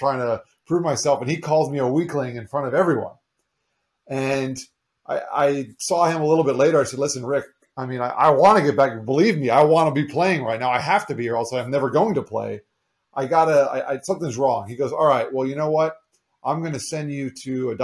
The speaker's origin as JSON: {"language": "English", "region": "South Florida", "country": "United States", "tie": "born or raised there", "also_born_or_lived": "New York / Long Island, New York", "said": "I grew up mostly in South Florida. I was actually born up there in New York, but moved to Florida when I was just 3 years old."}